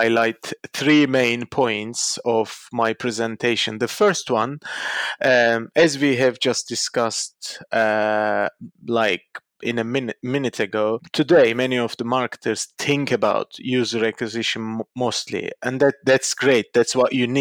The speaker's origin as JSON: {"language": "English", "region": "Istanbul", "country": "Turkey", "tie": "born or raised there", "moved": "yes", "said": "my hometown."}